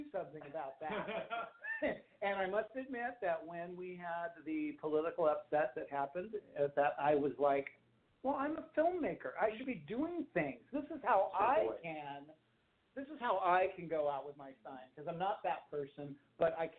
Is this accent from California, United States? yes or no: yes; Los Angeles, California, United States; growing up in Hollywood